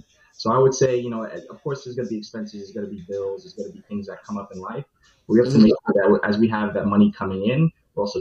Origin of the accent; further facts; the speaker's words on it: New York, United States; born and raised in New York, and I have a Caribbean background as well.